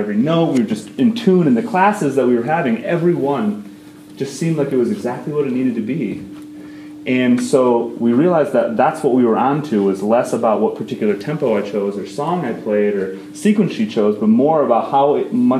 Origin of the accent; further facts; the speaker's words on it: Dayton, Ohio, United States; moved away; we are from Dayton, Ohio originally